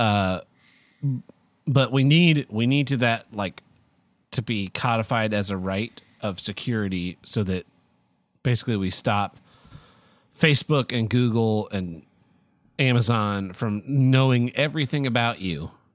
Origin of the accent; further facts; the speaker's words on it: Oklahoma, United States; I'm from Oklahoma